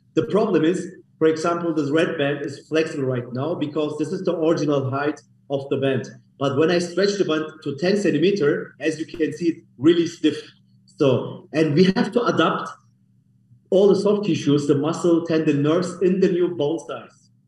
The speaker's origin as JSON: {"language": "English", "town": "Munich", "region": "Bavaria", "country": "Germany", "tie": "born or raised there", "second_language": "English", "moved": "as an adult", "lives_now": "Istanbul, Turkey", "said": "I was born in Germany, by the way, in Munich. I'm from Munich, as, as Germany, Germany, Munich originally."}